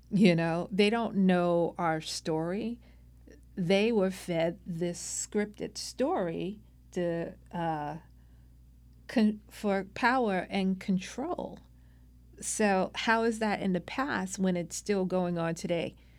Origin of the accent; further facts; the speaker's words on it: New York City, New York, United States; now in California, United States; I was born and raised in Brooklyn, New York, the youngest child of five